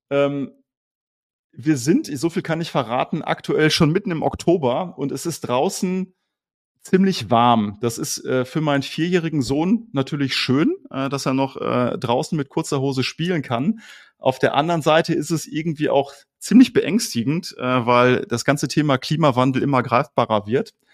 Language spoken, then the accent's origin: German; Colombia; now in Germany; Äh, ich bin nämlich in Kolumbien aufgewachsen und ähm, das ist nun ein Tacken näher am Äquator als Deutschland.